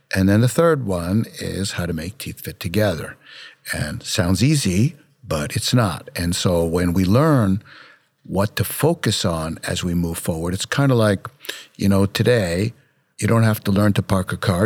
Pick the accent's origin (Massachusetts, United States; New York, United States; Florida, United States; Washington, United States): New York, United States; New York City; I grew up in Brooklyn, New York